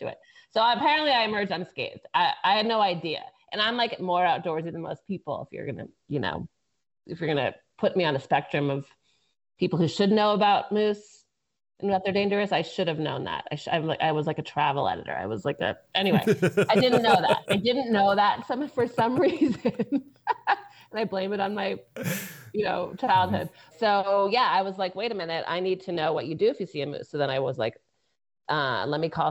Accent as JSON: {"language": "English", "town": "Boston", "region": "Massachusetts", "country": "United States", "moved": "yes", "lives_now": "California, United States", "said": "I'm from Boston originally. I live in California."}